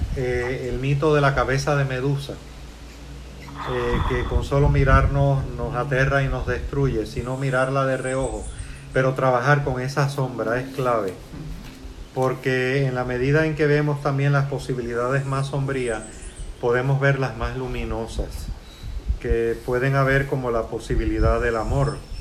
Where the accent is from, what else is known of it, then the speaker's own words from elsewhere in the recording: Puerto Rico; also born or lived in Cuba; me siento ya parte integral de Puerto Rico. Salí de Cuba